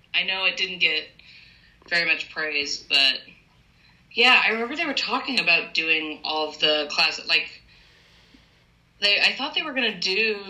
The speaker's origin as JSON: {"language": "English", "town": "Evansville", "region": "Indiana", "country": "United States", "tie": "born or raised there", "said": "a university that was in my hometown. So I was like, oh my God, University of Evansville?"}